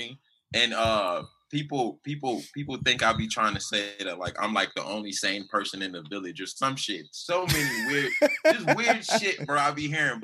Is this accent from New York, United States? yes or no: no; Miami, Florida, United States; accent: Haitian South Florida; also born or lived in Orlando, Florida; I was born there, and I grew up, I want to say most of my life in Miami, and then I transferred like high school to like Orlando